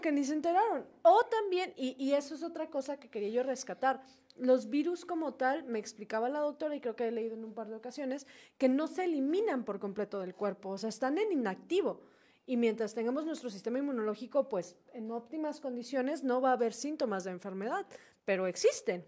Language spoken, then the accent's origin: Spanish; Mexico; como sociedad, como cultura mexicana